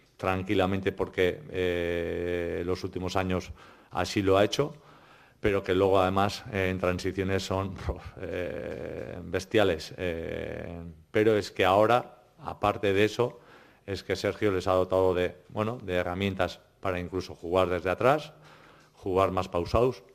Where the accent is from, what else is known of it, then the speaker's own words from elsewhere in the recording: Orio, Basque Country, Spain; Soy de Orio